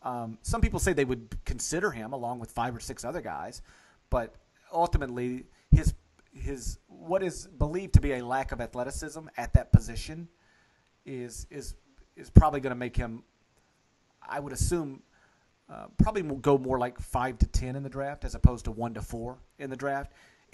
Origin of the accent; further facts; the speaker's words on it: outside of Memphis, Tennessee, United States; I grew up outside of Memphis, and I'd watch Memphis and go to Memphis games